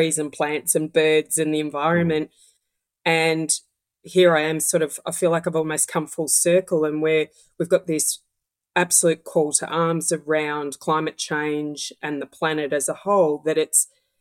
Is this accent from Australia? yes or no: yes; Melbourne, Victoria, Australia; growing up in the West of Melbourne many years ago